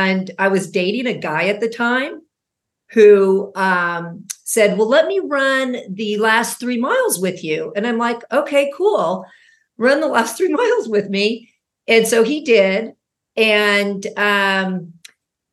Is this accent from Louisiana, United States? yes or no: no; Laguna Niguel, California, United States; moved back to my hometown of Laguna Niguel